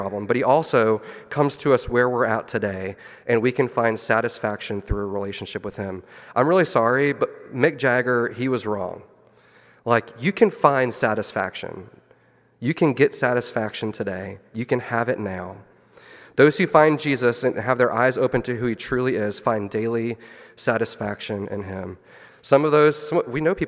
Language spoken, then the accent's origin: English; Missouri, United States; my wife and I, we grew up in Missouri